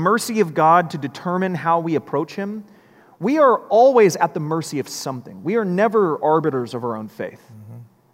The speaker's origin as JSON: {"language": "English", "country": "United States", "said": "We as Americans"}